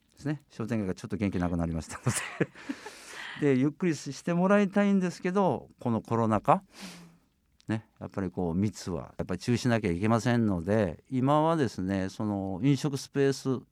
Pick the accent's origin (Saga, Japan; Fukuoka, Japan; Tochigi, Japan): Saga, Japan; Kanzaki; 私すぐ横で育った